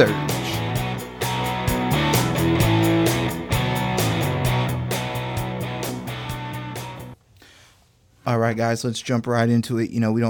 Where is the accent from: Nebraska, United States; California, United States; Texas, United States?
Texas, United States; mine and some other Texans' feelings